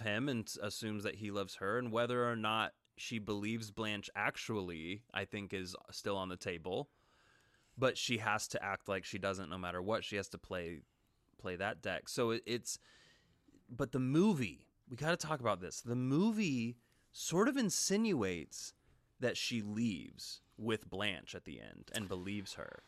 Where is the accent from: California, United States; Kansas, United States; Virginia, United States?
Kansas, United States; Wichita; now in Los Angeles, United States; I'm from Wichita, Kansas. I haven't been back but one time since I moved to L A.